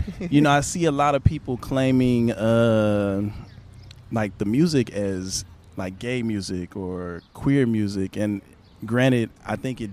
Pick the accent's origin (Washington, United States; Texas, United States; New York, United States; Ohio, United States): Texas, United States; Houston; I'm from Houston